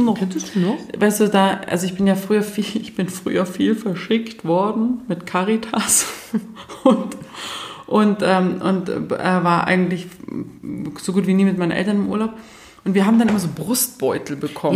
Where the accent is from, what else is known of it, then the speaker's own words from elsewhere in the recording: Germany; bei uns in Deutschland